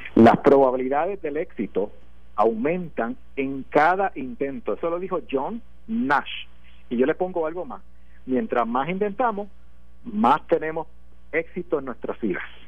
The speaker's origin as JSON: {"language": "Spanish", "country": "Puerto Rico", "said": "como puertorriqueño nosotros tenemos un problema aquí"}